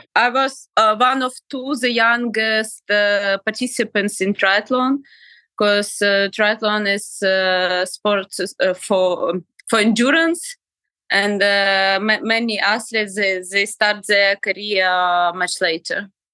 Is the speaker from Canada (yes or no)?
no; Ukraine; I'm from Ukraine